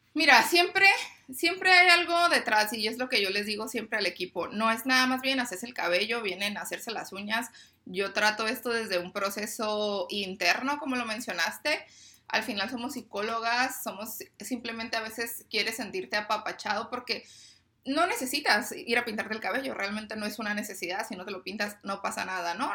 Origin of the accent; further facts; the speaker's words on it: Tijuana, Baja California, Mexico; yo soy de aquí de Tijuana